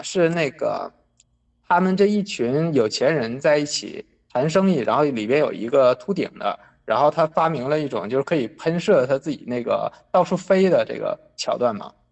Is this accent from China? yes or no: yes; Northeast China, China; 我本身是东北人